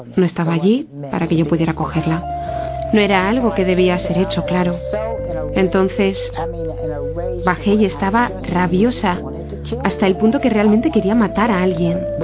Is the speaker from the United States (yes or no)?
yes; Montgomery, Alabama, United States; nací en Montgomery, Alabama